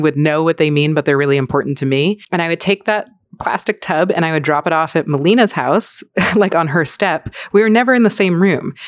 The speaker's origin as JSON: {"language": "English", "town": "New York City", "region": "New York", "country": "United States", "tie": "born or raised there", "said": "I was born in Manhattan to two Jewish New Yorkers"}